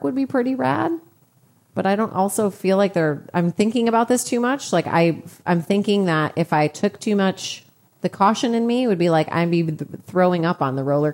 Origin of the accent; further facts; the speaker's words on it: Chicago, Illinois, United States; I'm from Chicago.